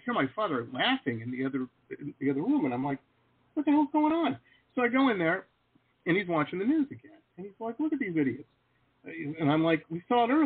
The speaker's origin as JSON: {"language": "English", "town": "Detroit", "region": "Michigan", "country": "United States", "tie": "born or raised there", "also_born_or_lived": "San Diego / Las Vegas", "moved": "yes", "said": "I grew up in Detroit."}